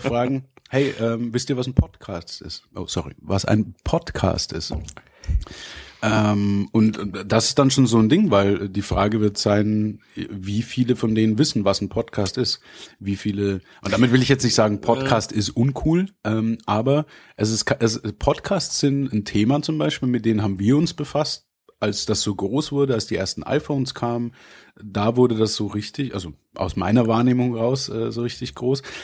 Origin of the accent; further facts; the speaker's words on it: Bavaria, Germany; bei uns in Bayern